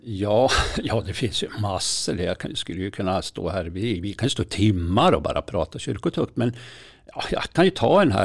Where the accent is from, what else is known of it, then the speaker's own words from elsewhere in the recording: Berg, Jämtland, Sweden; det är ju från Berg. Det är ju liksom mina hemtrakter